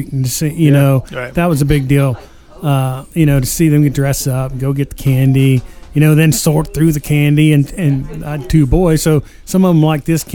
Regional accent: Logan, Indiana, United States; I grew up in Logan.

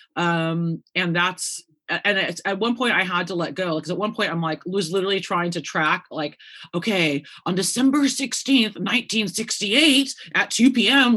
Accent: Santa Cruz, California, United States; moved away as an adult; I'm just a simple girl from Santa Cruz, California

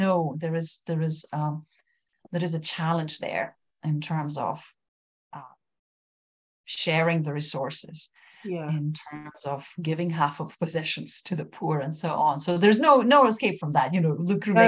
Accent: Lithuania; first language Lithuanian; English is a second language; my first language, Lithuanian

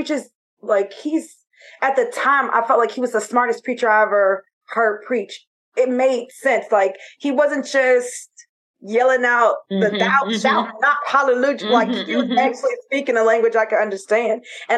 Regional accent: Florida, United States; moved away; I'm from Florida

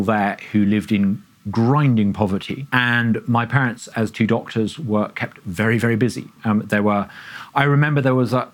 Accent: Uganda; moved away; growing up in Uganda

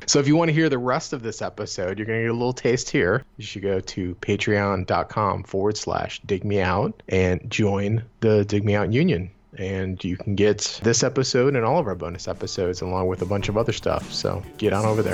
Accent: Cleveland, Ohio, United States; growing up in Cleveland

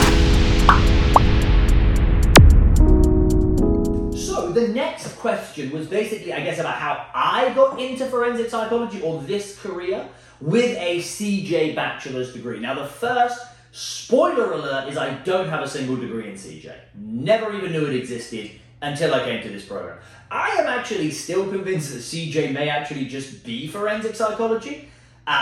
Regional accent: United Kingdom; I'm British

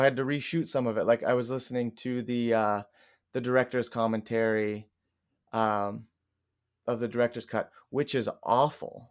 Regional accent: Kansas City, United States; I'm from Kansas City

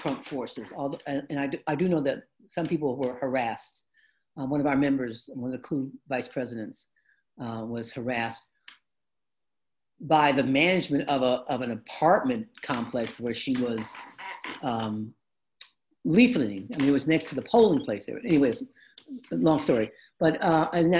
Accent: Detroit, Michigan, United States; I grew up in the African American community. Our neighborhood in Detroit used to be predominantly immigrants from Italy and Poland and Hungary, right? When we moved in, we were like the second black family.

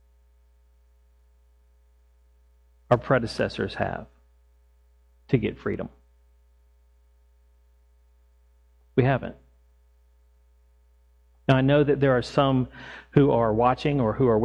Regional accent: Fredericksburg, Virginia, United States; I grew up in Fredericksburg, Virginia, just south of Washington, D.C., filled with history.

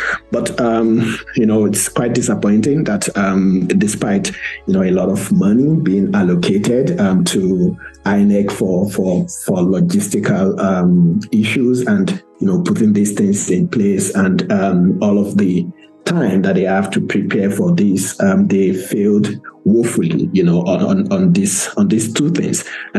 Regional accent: Nigeria; As a Nigerian, first of all, I think it's a bit disappointing

